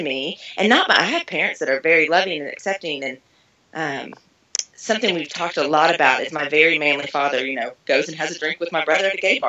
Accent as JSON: {"language": "English", "region": "the South", "country": "United States", "said": "I'm from the Bible Belt, and we're Southern"}